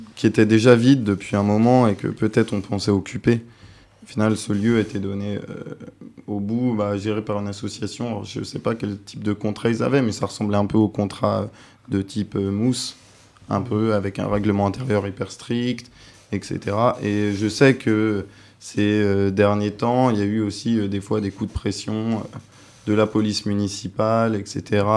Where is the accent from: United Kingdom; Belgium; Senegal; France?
France; je suis français